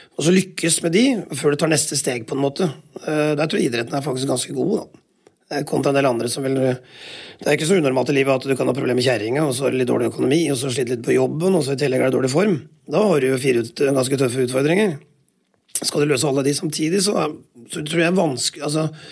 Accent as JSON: {"language": "Norwegian", "region": "Telemark", "country": "Norway", "said": "Jeg er jo telemarking"}